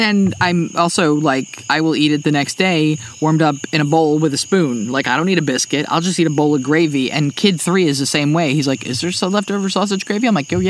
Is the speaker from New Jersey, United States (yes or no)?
yes; New Jersey, United States; moved away; when I was a kid, I grew up in New Jersey.